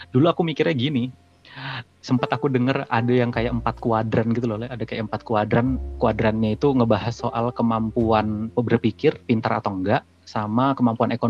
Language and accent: Indonesian; Kalimantan, Indonesia; kalau aku ya yang di daerahku dulu